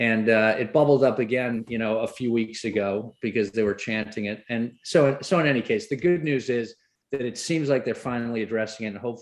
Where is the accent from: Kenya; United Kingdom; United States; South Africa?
United Kingdom; England; as a kid growing up in England